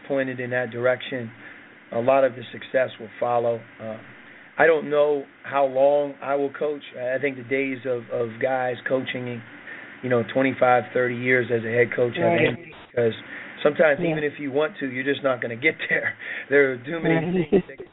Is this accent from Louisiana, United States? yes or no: no; Pittsburgh, Pennsylvania, United States; moved away as an adult; now in Arizona, United States; growing up in Pittsburgh